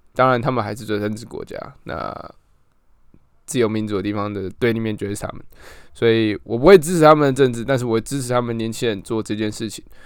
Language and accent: Chinese; Taiwan; 身为台湾人